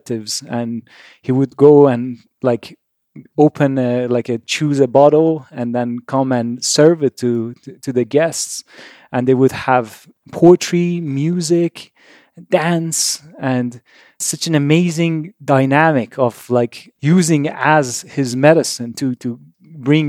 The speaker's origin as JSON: {"language": "English", "town": "Tehran", "region": "Tehran Province", "country": "Iran", "tie": "born or raised there", "said": "I was born in Iran, Tehran, middle of Iran-Iraq war"}